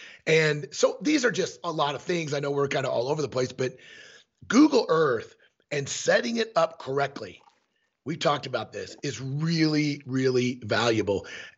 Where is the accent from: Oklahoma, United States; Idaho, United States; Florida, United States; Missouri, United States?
Missouri, United States; So when I came from Missouri for the first 25 to 28 years of my elk hunting career, it was archery only.